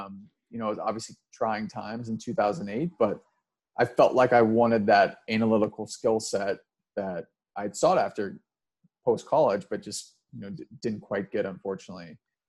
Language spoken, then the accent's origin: English; Midwest, United States; I kind of just got sick of New York, and you know, I'm a Midwesterner at heart. So I was not necessarily cut out for New York